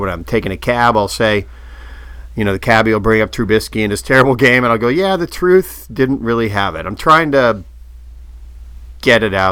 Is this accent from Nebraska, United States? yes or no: no; Indianapolis, Indiana, United States; also born or lived in Oak Park, Illinois; I grew up in Indianapolis